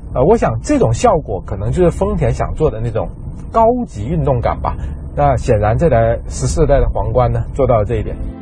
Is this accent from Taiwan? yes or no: no; southern China, China; 和我一样在南方长大